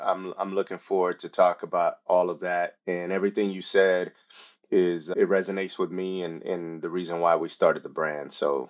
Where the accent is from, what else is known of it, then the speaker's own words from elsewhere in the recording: San Antonio, Texas, United States; English is a second language; English is my second language. And, I grew up partially in Texas. So I claim Texas to San Antonio. From Texas, I joined the Army.